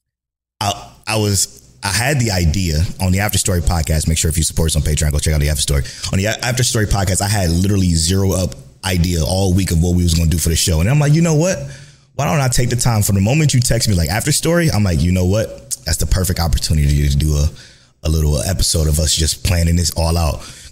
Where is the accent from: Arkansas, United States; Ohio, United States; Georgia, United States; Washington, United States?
Ohio, United States; Cleveland; we're from Cleveland, the boys are from Cleveland